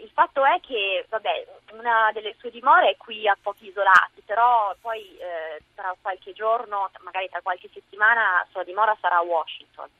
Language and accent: Italian; Biella, Piedmont, Italy; moved away as an adult; also born or lived in Milan, Italy / London, United Kingdom / Florida, United States; now in New York, United States; io, essendo biellese